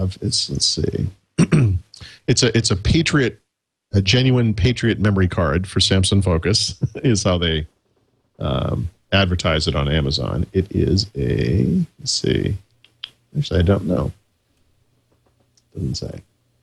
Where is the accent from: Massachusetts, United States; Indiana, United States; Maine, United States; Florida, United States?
Massachusetts, United States; Dedham; moved away; I grew up in Dedham specifically